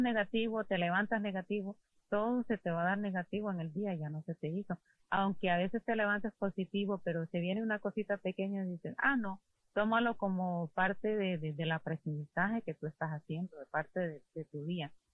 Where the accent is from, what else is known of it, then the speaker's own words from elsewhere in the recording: Honduras; moved away; somos escasos los hondureños